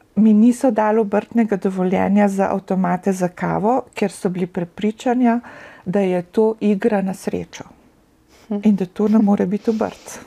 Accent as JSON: {"language": "Slovenian", "country": "Russia", "also_born_or_lived": "Slovenia / New Jersey, United States", "accent": "Russian", "moved": "yes", "lives_now": "United States", "said": "z mojim ruskim naglasom"}